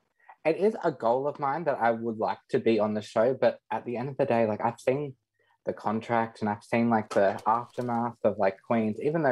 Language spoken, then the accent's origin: English; Windale, New South Wales, Australia; moved away; I'm originally from Windale.